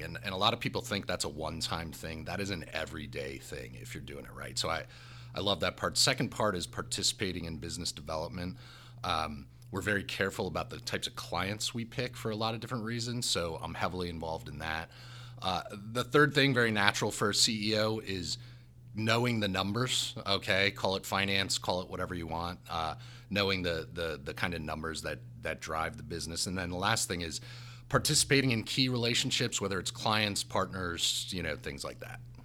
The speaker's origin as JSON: {"language": "English", "region": "New Jersey", "country": "United States", "also_born_or_lived": "South Bend, Indiana", "said": "I'm from New Jersey, God's country number one."}